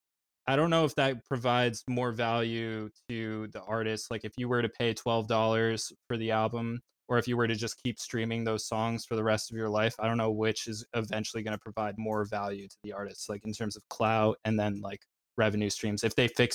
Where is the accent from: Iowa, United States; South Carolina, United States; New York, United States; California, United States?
New York, United States; Poughkeepsie; I'm from Poughkeepsie, New York